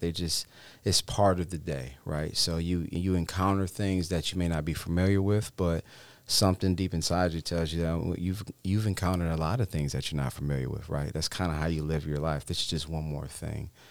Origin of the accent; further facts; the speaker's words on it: Cleveland Heights, Ohio, United States; moved away as an adult; born and raised in Cleveland Heights, Ohio